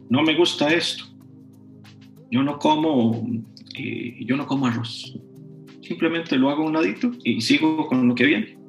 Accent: Costa Rica; yo no soy de México, soy de Costa Rica

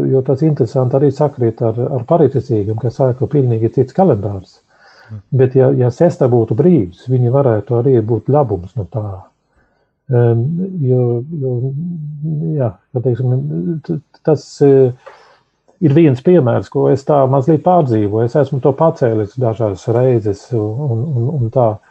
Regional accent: Sweden; now in Latvia; Es uzaugu Zviedrijā

